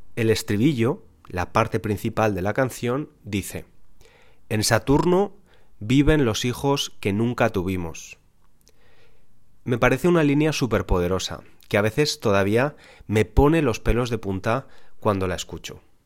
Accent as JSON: {"language": "Spanish", "country": "Spain", "tie": "born or raised there", "said": "nací en España"}